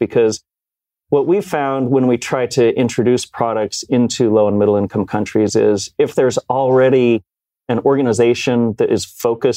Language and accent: English; Rocky Mountain West, outside of Salt Lake City, Utah, United States; moved away as an adult; also born or lived in New York City; I grew up in the Rocky Mountain West, outside of Salt Lake City.